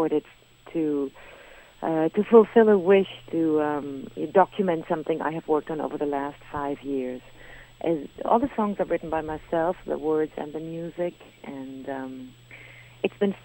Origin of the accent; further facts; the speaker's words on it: Germany; moved away as an adult; also born or lived in Berlin, Germany / London, United Kingdom / Paris, France; now in New York, United States; I'm a German. But really, today, what I am is a New Yorker